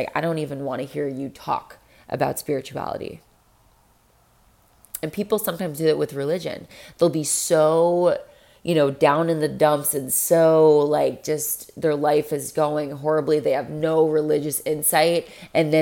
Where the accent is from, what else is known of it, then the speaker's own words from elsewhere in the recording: Florida, United States; I'm from Florida.